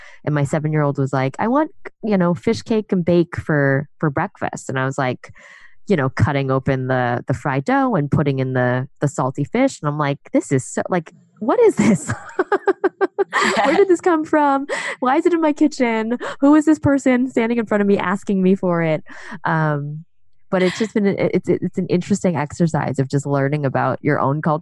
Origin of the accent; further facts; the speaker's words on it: New York City, New York, United States; I grew up in New York. My husband also grew up in New York. And I grew up in Chinatown